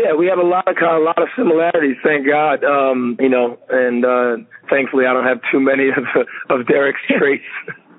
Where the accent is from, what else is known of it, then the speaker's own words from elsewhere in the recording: New York City, New York, United States; also born or lived in Trinidad and Tobago / Barbados; I'm from Trinidad and Tobago and Barbados. My mother's Trinidadian. My father's Bajan. I was born in Flatbush, Brooklyn. I was raised very Caribbean American.